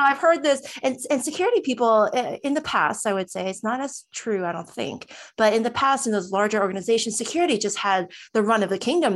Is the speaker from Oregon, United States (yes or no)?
no; New Jersey, United States; I'm from New Jersey